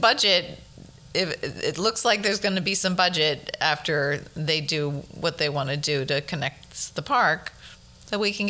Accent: Flushing, New York, United States; now in Bronx, United States

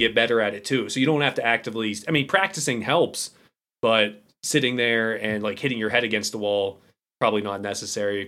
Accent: Pittsburgh, Pennsylvania, United States; I'm an idiot from Pittsburgh

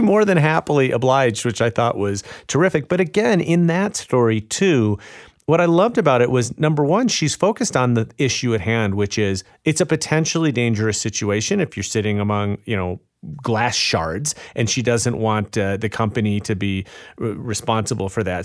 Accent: Chicago, Illinois, United States; Chicago, my hometown

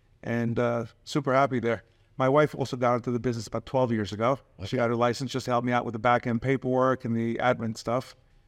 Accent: Forest Hills, New York, United States; Originally from Forest Hills, which is not too far away from Flushing.

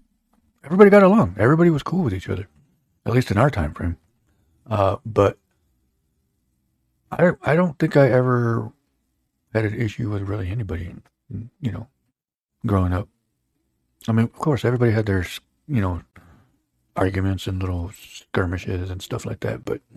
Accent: Holland, Michigan, United States; us growing up in the Holland community, you know, Holland was obviously at one point 100% Dutch

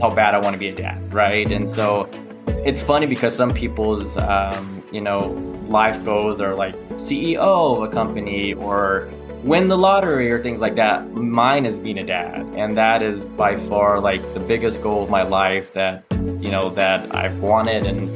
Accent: Texas, United States; I am 42 and I am from Texas

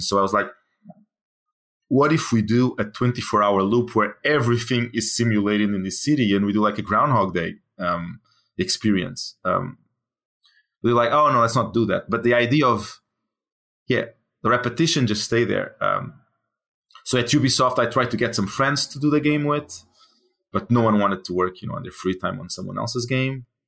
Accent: Portugal; moved away; I'm from Portugal

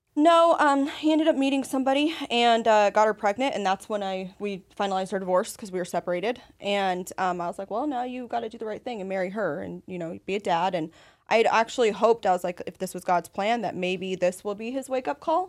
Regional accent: Las Vegas, Nevada, United States; now in San Antonio, United States; I'm from Las Vegas originally

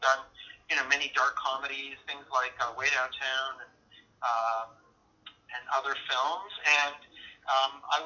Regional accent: Edmonton, Alberta, Canada; growing up in Edmonton, when I was 9 years old

